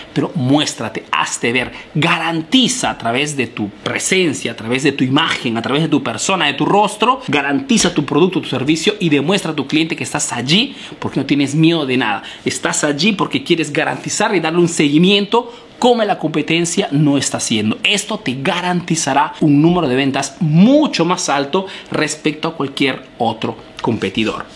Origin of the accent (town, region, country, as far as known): Peru; now in Italy